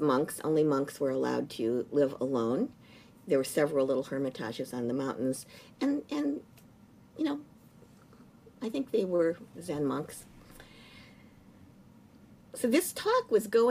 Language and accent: English; United States; I'm an American